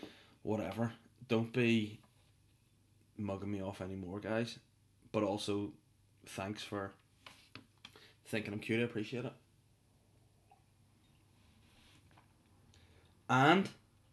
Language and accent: English; North Down, Northern Ireland, United Kingdom; moved away as an adult; now in Belfast, United Kingdom; Everyone knows I'm from North Down. That is my place, my spot on this earth, the Gold Coast itself. Hollywood, Crawfordsburn, Bangor, Donaghadee, those joints are my joints.